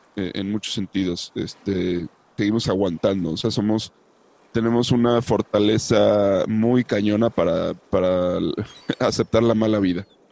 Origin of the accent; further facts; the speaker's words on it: Mexico; como mexicanos